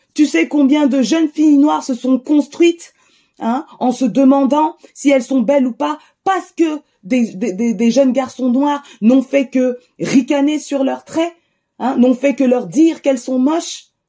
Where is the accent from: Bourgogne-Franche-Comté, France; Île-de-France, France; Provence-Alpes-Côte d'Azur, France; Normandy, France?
Île-de-France, France; Cergy; J'ai grandi à Cergy